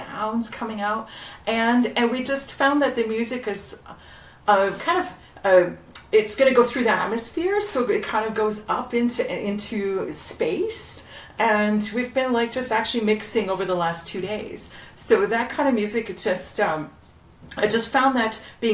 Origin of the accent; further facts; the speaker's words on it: Toronto, Ontario, Canada; I grew up in Etobicoke